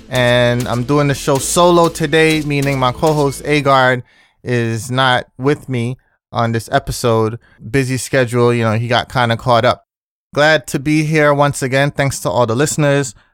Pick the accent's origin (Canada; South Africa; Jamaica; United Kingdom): Jamaica; Kingston; moved away; I grew up in Jamaica. in, you know, pretty much the whole decade of the eighties, I was there